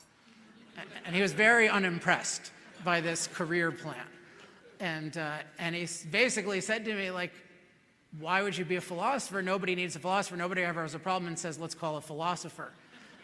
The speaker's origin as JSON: {"language": "English", "town": "Chevy Chase", "region": "Maryland", "country": "United States", "tie": "born or raised there", "moved": "yes", "lives_now": "California, United States", "said": "I grew up in Chevy Chase, Maryland, which is a suburb of Washington, D.C."}